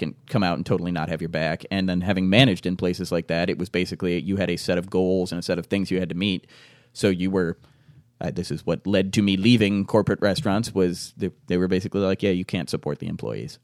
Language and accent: English; Fairport, New York, United States; I grew up out in Fairport.